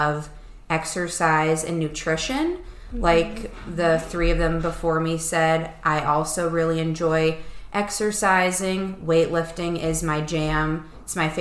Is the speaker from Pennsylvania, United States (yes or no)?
yes; Erie, Pennsylvania, United States; Erie is where we all grew up. That's where I still am